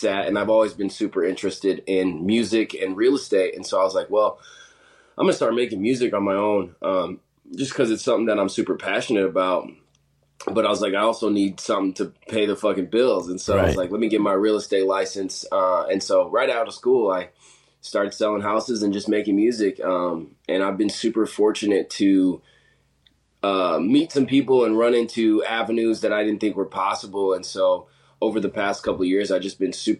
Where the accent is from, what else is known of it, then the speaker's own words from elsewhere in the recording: South Dakota, United States; also born or lived in Montana; So I grew up in South Dakota. went to high school out there.